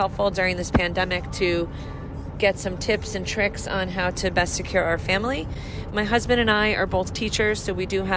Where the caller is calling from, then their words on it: New York, United States; We are calling from New York.